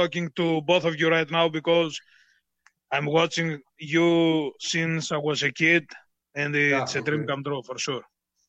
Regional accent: Greece; I'm from Greece

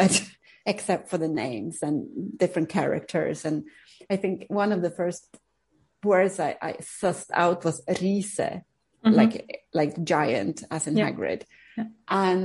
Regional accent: Uppsala, Uppsala County, Sweden; English is a second language; moved away as an adult; also born or lived in United Kingdom; I'm from Uppsala, which is mm-hmm. a big university city

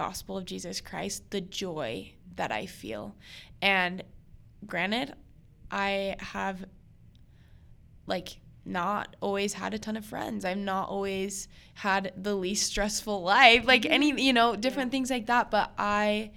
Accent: Wyoming, United States; moved away as an adult; now in Utah, United States; I moved out here to Utah. I'm from Wyoming

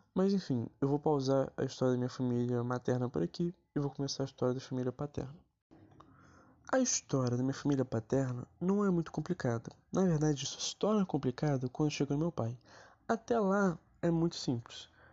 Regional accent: Acre, Brazil; eu sou acriano

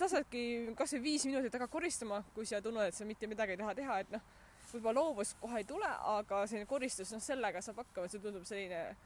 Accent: Haapsalu, Lääne County, Estonia; moved away; ma kasvasin ka ju Haapsalus suht metsa lähedal

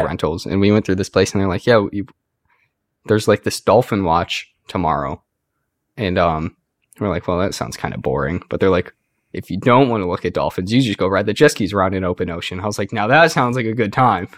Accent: United States; I'm an American

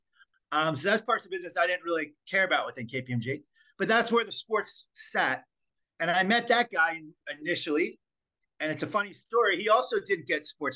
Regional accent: United States; moved away; also born or lived in Australia; I'm an American

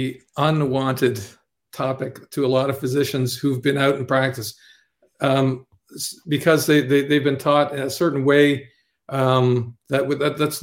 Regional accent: Ottawa, Ontario, Canada; also born or lived in Toronto; I'm from Ottawa originally

